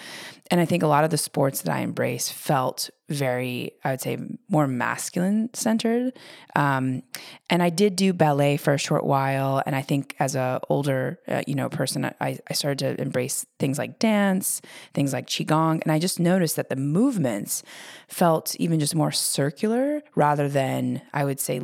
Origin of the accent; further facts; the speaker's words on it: United States; growing up in the America